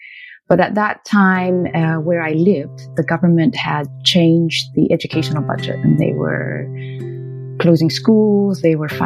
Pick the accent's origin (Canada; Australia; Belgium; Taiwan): Canada; I'm Canadian of Chinese ancestry